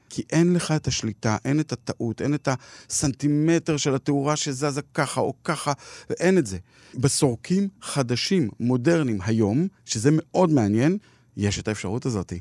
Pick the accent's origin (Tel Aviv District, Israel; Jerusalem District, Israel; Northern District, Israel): Jerusalem District, Israel; Jerusalem; אני גדלתי ברחביה בירושלים, למדתי בגימנסיה רחביה